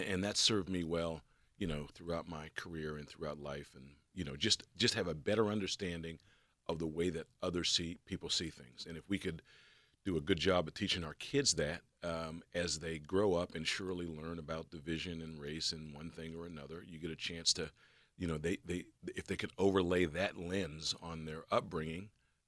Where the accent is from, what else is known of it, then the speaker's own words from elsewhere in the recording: Pittsburgh, Pennsylvania, United States; also born or lived in Philadelphia; Yeah, so I'm a Homewood kid, born and raised in Pittsburgh, bounced around a little bit. But when I joined the government, joined the Secret Service, I started in Philadelphia.